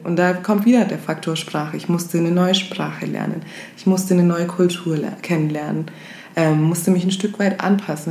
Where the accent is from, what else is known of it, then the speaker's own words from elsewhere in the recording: Augsburg, Bavaria, Germany; wir sind aus Deutschland, kommen aus Augsburg